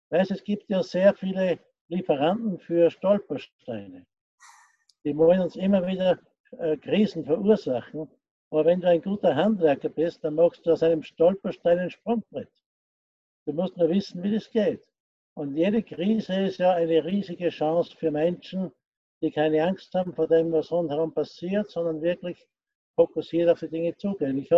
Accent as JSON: {"language": "German", "country": "Austria", "tie": "born there", "said": "ich bin gebürtiger Österreicher, äh, bin 72 Jahre alt"}